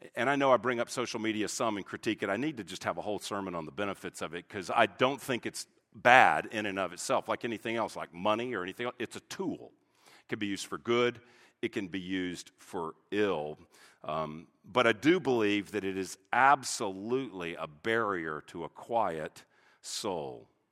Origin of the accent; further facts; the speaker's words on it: United States; an American pastor